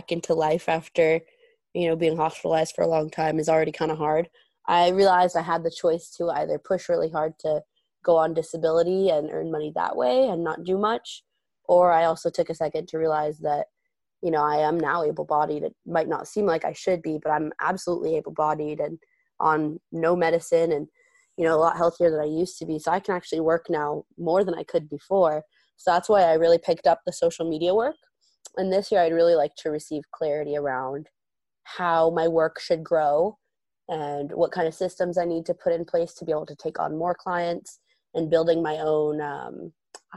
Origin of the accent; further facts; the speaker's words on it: Portland, Oregon, United States; moved away; also born or lived in St. Helens; I'm from Portland, but I'm from a ton of areas around Portland